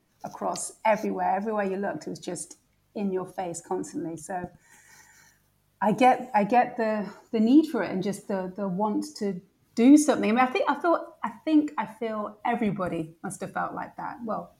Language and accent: English; Spaldings, Clarendon Parish, Jamaica; born there; also born or lived in Washington, D.C., United States; So I was born in Spalding's, Jamaica, a tiny, tiny little place that doesn't even, on my passport, it's not even listed. That's how small it is. They've had to list the parish. Yeah. Then I moved to Washington, D.C.